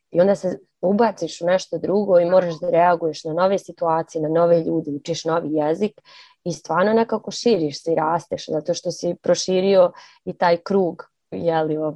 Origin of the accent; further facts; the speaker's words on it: Banja Luka, Republika Srpska, Bosnia & Herzegovina; also born or lived in Zagreb; Mene su definitivno odredili ti moji gradovi ne znam u kojoj mjeri Zagreb, pošto, pošto smo otišli kad sam bila mala, ali svakako Banja Luka.